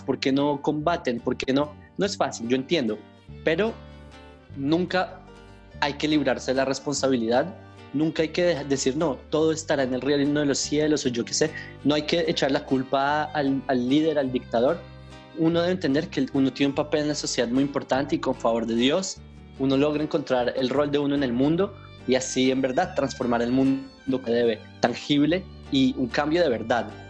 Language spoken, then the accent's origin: Spanish; Colombia; accent: Colombian; now in Israel; yo nací en Colombia